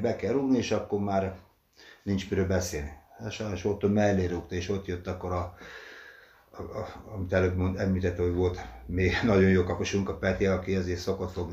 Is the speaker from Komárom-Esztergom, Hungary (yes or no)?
yes; Dorog, Komárom-Esztergom, Hungary; moved away as an adult; now in Székesfehérvár, Hungary; Dorogon születtem, ott lettem tízes koromtól igazolt játékos